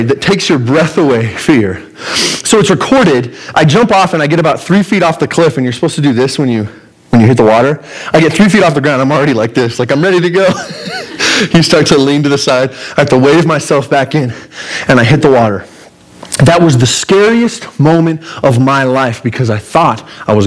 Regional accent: Pueblo, Colorado, United States; I'm from Pueblo. This is my home turf

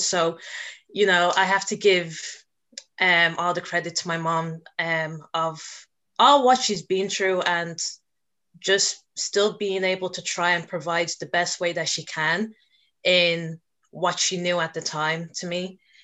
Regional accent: Dublin, Leinster, Ireland; I was born and raised in Dublin

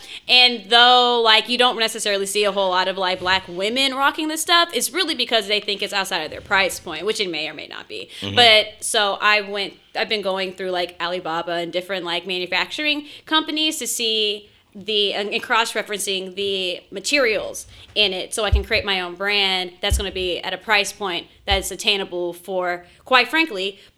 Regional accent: Houston, Texas, United States; also born or lived in Purdue (Indiana); I grew up here in Houston

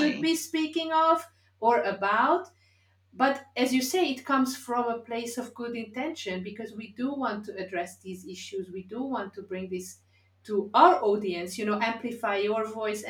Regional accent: Hungary; I grew up in Hungary in the 70s, 80s, which was 99.9% white

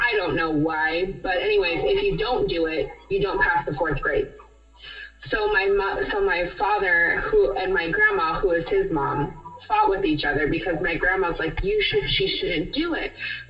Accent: California, United States; I grew up in California

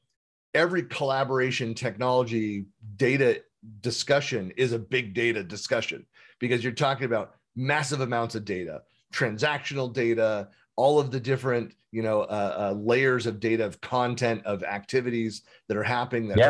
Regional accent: San Francisco Bay Area, California, United States; I grew up born and raised in the Bay Area, in the San Francisco Bay Area

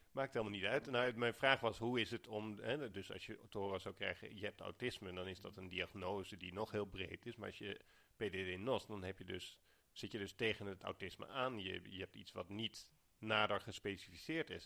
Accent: Alphen aan den Rijn, South Holland, Netherlands; ik ben opgegroeid in Al van den Rijn

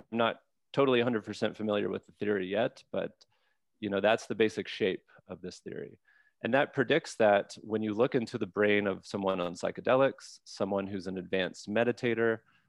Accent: Mississippi, United States; I'm from Mississippi

